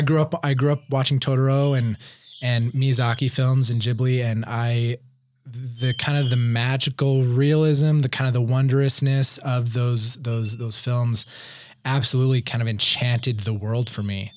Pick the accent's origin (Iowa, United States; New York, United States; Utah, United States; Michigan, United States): Utah, United States; Provo; I grew up in Provo on, in the foothills of Wye Mountain.